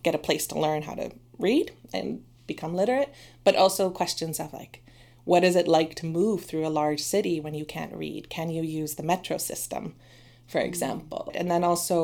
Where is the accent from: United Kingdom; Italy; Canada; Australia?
Canada; moved away as an adult; also born or lived in Toronto; now in Sweden; I'm originally from Canada